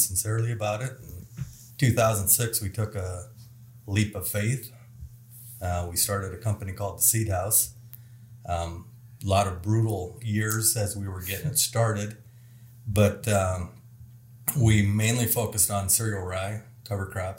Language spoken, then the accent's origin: English; South Central South Dakota, United States; moved away as an adult; also born or lived in Neligh, Nebraska; I grew up in South Central South Dakota on a small dairy farm, hog stuff.